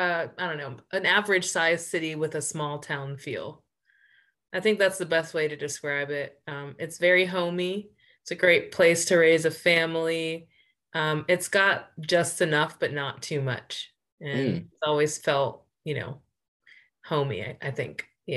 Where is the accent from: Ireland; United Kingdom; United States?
United States; Pittsburgh, Pennsylvania; moved away as an adult; now in Philadelphia, United States; I grew up in Pittsburgh.